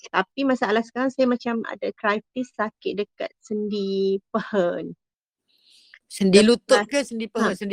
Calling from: Bangi, Selangor, Malaysia; saya dari Bangi.

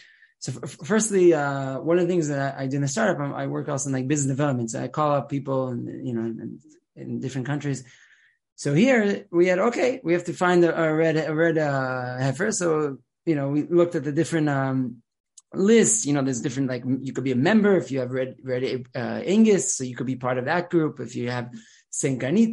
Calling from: Jerusalem, Jerusalem District, Israel; I'm a rabbi from Jerusalem

